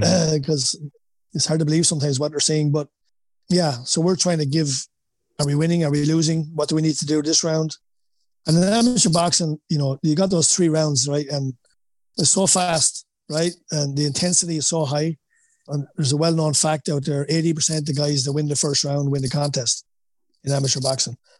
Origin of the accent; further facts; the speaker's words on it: Wexford, Leinster, Ireland; accent: Wexford; moved away as an adult; now in United States; my Wexford accent.